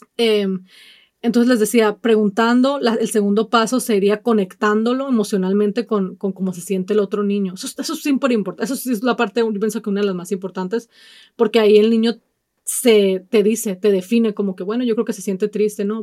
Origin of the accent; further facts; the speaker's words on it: Mexico; now in United States; yo soy de México y prefiero mil veces vivir aquí